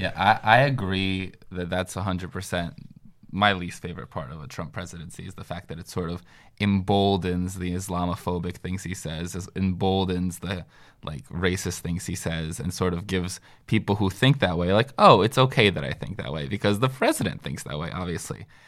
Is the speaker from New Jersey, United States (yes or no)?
yes; Northern New Jersey, United States; moved away; also born or lived in Washington, D.C.; I am from Northern New Jersey